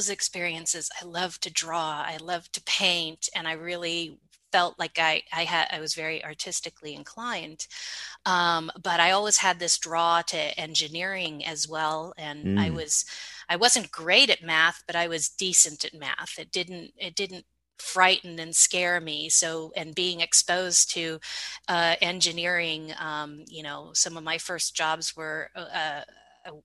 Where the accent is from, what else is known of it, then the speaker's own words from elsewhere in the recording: Sunnyvale, California, United States; also born or lived in Palo Alto, California; I was born in Stanford at Palo Alto. We lived in Palo Alto, and then we moved to Sunnyvale